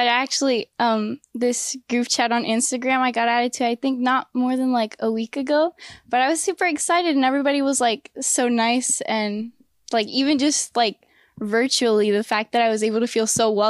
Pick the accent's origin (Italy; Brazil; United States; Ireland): United States; El Paso, Texas; I'm 16 from El Paso, Texas.